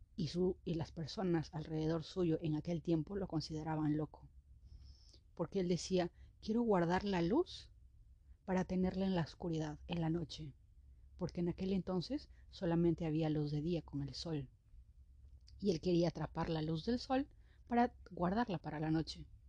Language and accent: Spanish; Peru; Yo soy de Perú